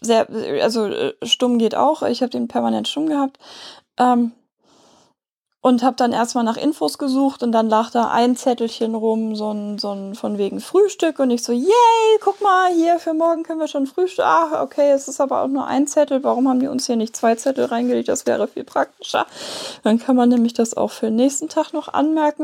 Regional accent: Hamburg, Germany; wir kommen aus Hamburg. Möglicherweise hört man das.

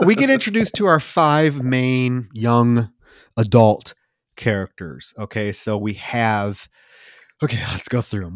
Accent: Iowa, United States; moved away; also born or lived in Texas; I grew up in Iowa

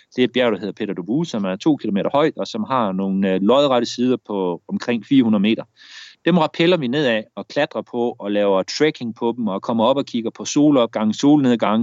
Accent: Denmark; moved away as an adult; now in Brazil; en værnepligt hjemme i Danmark

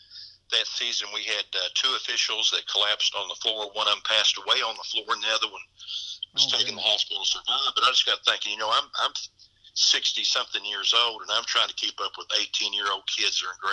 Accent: Henderson County, Kentucky, United States; they would not let me call in Henderson County because I was from Henderson County

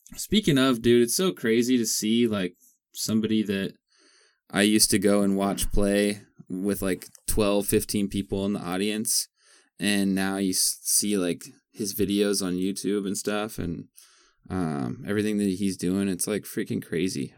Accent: Eatonville, Washington, United States; I grew up on Webster Road, 304th, like out by like Eatonville

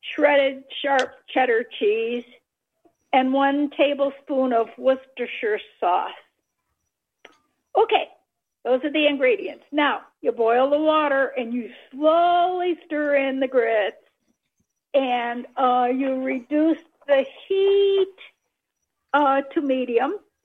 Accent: Elmira, New York, United States; moved away; also born or lived in Baltimore; I was born in Elmira, New York

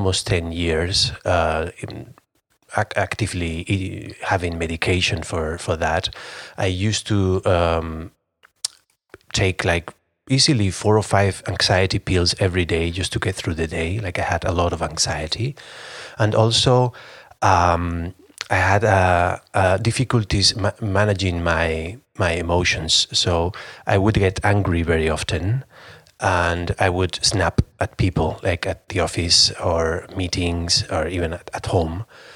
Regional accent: Spain; I'm from Spain

